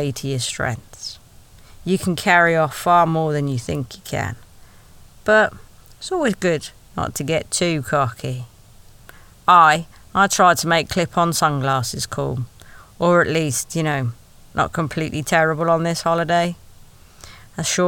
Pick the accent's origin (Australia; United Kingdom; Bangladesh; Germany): United Kingdom; Wales